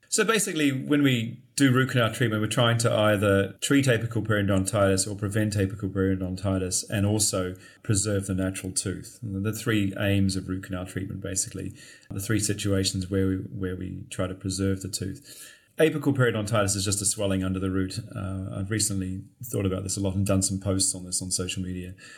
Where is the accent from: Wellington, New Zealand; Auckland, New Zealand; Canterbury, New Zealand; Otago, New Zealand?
Canterbury, New Zealand; Christchurch; moved away as an adult; also born or lived in Dunedin, New Zealand / London, United Kingdom; I'm actually from New Zealand, Christchurch. I lived there